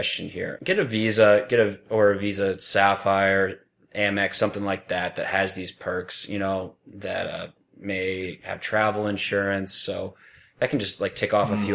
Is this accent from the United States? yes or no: yes; East Coast, United States; moved away; I grew up in the East Coast.